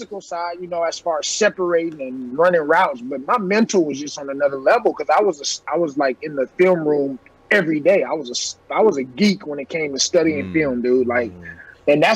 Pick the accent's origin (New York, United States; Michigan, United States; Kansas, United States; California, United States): California, United States; Oakland; I grew up in Oakland